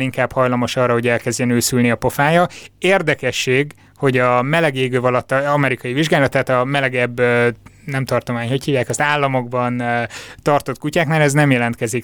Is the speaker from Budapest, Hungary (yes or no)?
no; Borsod-Abaúj-Zemplén, Hungary; meg én is Észak-Magyarországról származunk